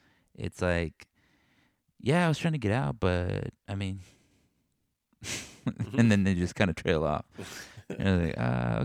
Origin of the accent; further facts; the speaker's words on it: Texas, United States; now in Missouri, United States; We're like from Texas, and they're like, wow, tell me more about Texas.